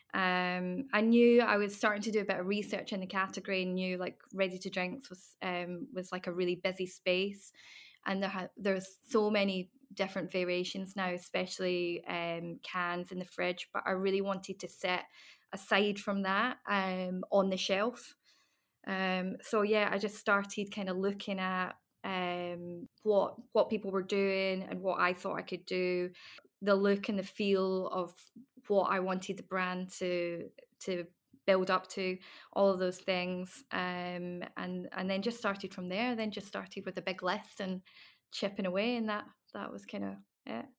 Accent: Isle of Bute, Scotland, United Kingdom; moved away as an adult; also born or lived in London; I came back to my hometown, um, Butte and moved back in with my family

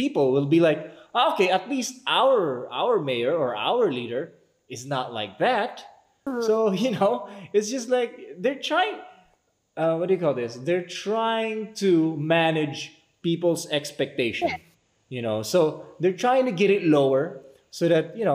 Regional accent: Philippines; we as citizens, as Filipino people

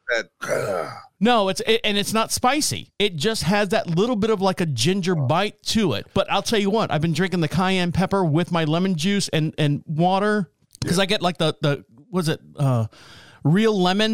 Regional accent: Orlando, Florida, United States; I'm from Orlando

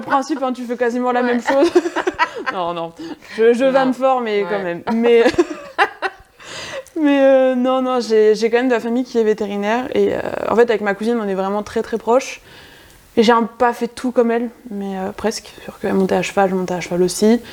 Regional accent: Touraine, north of Indre-et-Loire, near Bourgueil, Centre-Val de Loire, France; Touraine, euh, nord de l'Indre-et-Loire. Euh, concrètement, je suis à 10 minutes au-dessus de Bourgueil

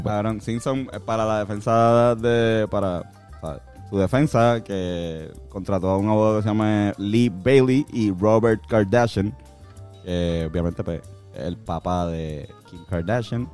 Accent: Puerto Rico

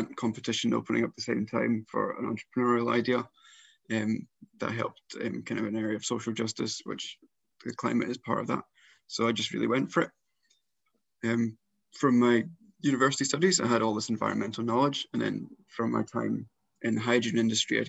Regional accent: South Lanarkshire, Scotland, United Kingdom; I grew up in South Lanarkshire

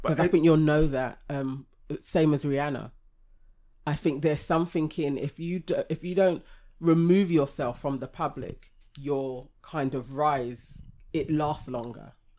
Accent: Canada; In America, as a Canadian, like it may not happen for me there.

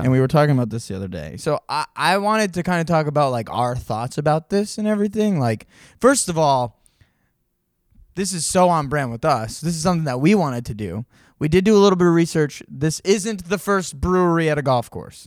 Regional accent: Monson, Massachusetts, United States; I grew up in Munson.

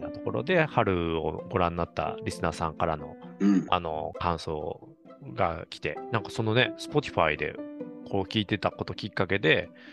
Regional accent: Kansai, Japan; moved away; 関西にいて

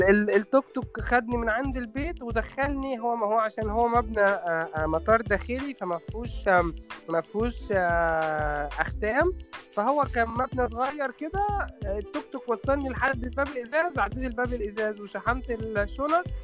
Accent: Egypt; عارف عندنا في مصر كده طبعا مش منتشر في القاهره قوي بس منتشر اكتر في الارياف وفي الصعيد

